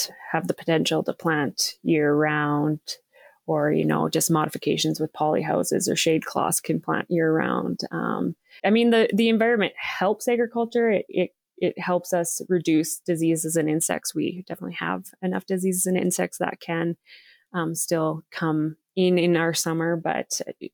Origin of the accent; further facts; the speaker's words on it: Saskatchewan, Canada; I grew up in small town Saskatchewan, Canada